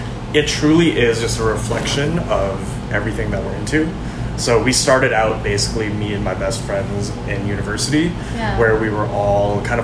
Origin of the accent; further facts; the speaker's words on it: St. Albert, Alberta, Canada; moved away as an adult; also born or lived in Toronto / Vancouver; I'm from Edmonton, or actually more specifically, though it is a little bit complicated, I'm actually from St. Albert, the suburbs